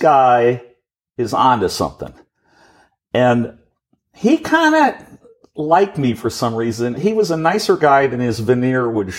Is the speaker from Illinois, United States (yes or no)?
yes; Chicago, Illinois, United States; My parents brought me up in a place called Hyde Park, which is on the south side of Chicago. I was born on the University of Chicago campus. I attended University Lab School